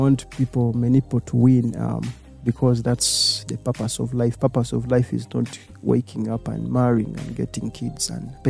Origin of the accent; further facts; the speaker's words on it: Zanzibar, Tanzania; They tried to interview me. What happened now? And I had proof that I was from Zanzibar.